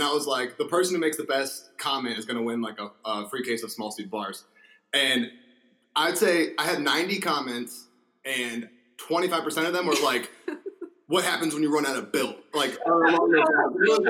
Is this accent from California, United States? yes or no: no; Massachusetts, United States; now in San Diego, United States; we're originally from Massachusetts. That's where we're born and raised.